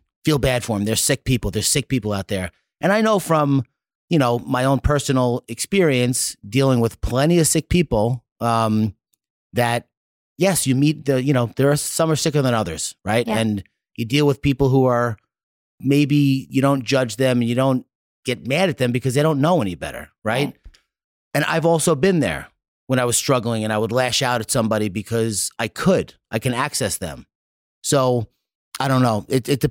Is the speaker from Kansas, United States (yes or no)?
no; New York, United States; I'm big and I have blue eyes. I'm from New York.